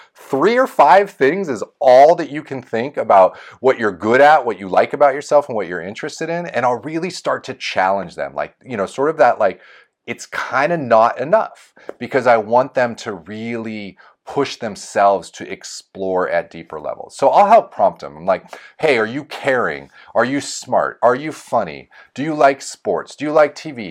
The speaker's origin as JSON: {"language": "English", "town": "Folsom", "region": "California", "country": "United States", "tie": "born or raised there", "said": "my hometown of Folsom."}